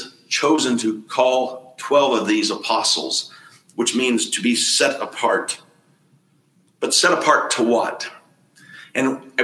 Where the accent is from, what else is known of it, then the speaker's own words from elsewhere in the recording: the South, United States; When I was growing up in the Southern Baptist churches of the South